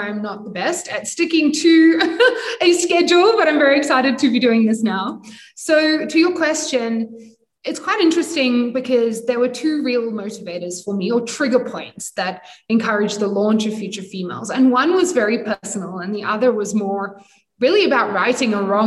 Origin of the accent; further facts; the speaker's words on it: United Kingdom; also born or lived in Sydney, Australia; now in Cape Town, South Africa; I'm British